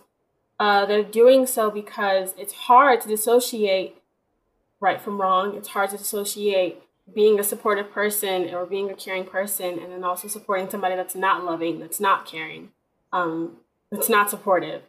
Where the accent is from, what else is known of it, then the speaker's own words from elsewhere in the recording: Houston, Texas, United States; I'm from Texas